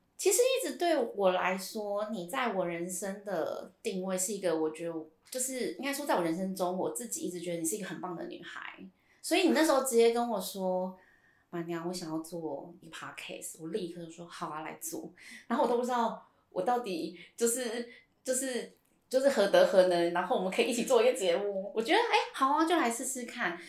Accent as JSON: {"language": "Chinese", "region": "Hsinchu", "country": "Taiwan", "said": "因为我们是新竹人"}